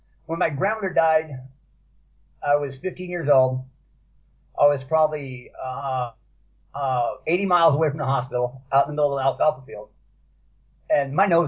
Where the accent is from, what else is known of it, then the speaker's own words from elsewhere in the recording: Compton, California, United States; also born or lived in Paramount, California / Watts, Los Angeles; I grew up in Compton, California, Paramount. I grew up in Watts, places like